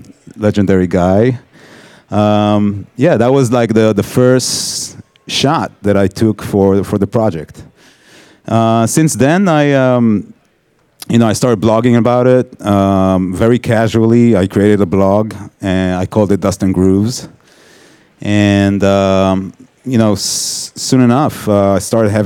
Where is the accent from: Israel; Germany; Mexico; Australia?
Israel; moved away as an adult; also born or lived in Tel Aviv; now in New York, United States; I grew up in Israel, worked in Tel Aviv as a photographer, and then moved to New York in 2008